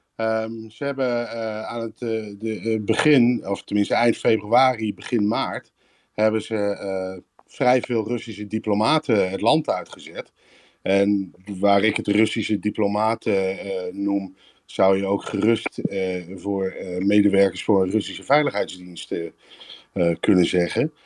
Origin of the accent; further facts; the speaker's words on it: Netherlands; moved away as an adult; now in Riga, Latvia; ik eh, woon en werk eh, zelf in Riga als Nederlander